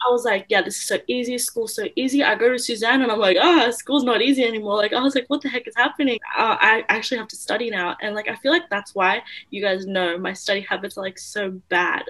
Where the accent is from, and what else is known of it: Australia; born or raised there; also born or lived in Philippines